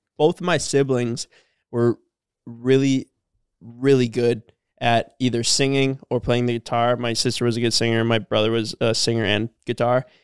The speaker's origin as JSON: {"language": "English", "town": "Cormorant", "region": "Minnesota", "country": "United States", "tie": "born or raised there", "said": "we're from Cormorant."}